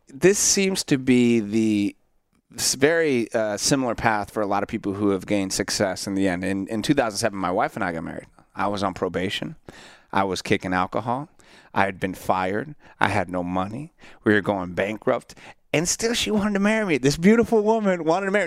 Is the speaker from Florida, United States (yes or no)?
yes; Central Florida, United States; I grew up in Central Florida